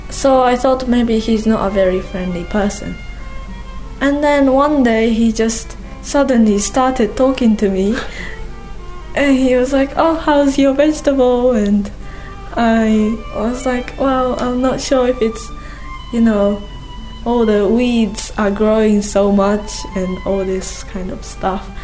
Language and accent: English; Kanagawa, Japan; now in Onomichi, Japan; Perhaps because I am from Kanagawa that I can appreciate the sea, the local produce, the people here, and the dialect of Hiroshima people.